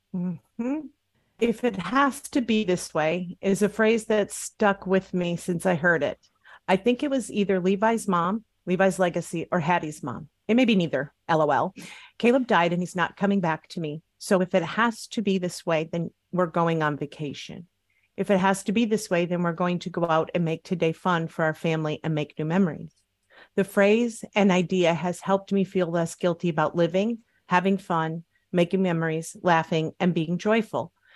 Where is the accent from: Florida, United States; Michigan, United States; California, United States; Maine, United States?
Michigan, United States; Upper Peninsula of; I'm from the Upper Peninsula of Michigan. It's very rural.